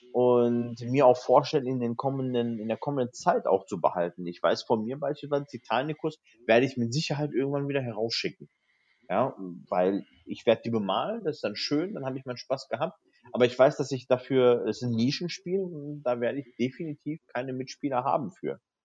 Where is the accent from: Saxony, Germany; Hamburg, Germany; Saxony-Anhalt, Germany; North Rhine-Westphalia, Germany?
North Rhine-Westphalia, Germany; bei uns in Nordrhein-Westfalen